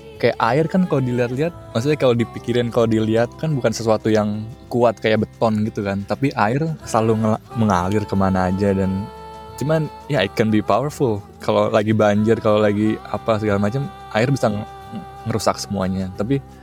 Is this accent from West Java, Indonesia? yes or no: no; Jakarta, Indonesia; aku apa gede di Jakarta